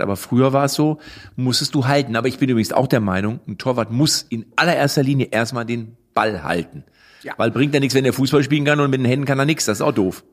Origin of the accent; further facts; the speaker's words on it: Lippstadt, North Rhine-Westphalia, Germany; Ich komme ja aus Lippstadt.